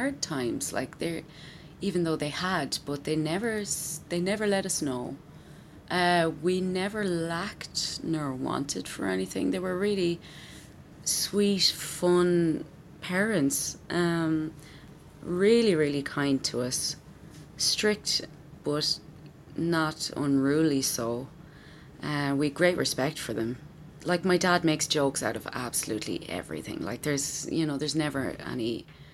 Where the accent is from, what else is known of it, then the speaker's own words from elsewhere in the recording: Wexford, Leinster, Ireland; also born or lived in County Meath; I was born in Meath and I moved down to Wexford when I was 5